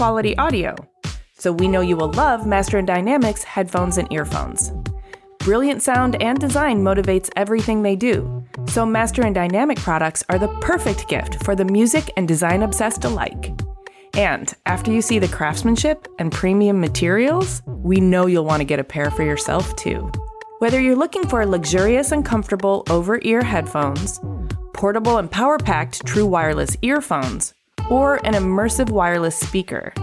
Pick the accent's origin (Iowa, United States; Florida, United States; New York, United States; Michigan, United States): Michigan, United States; I'm a Michigander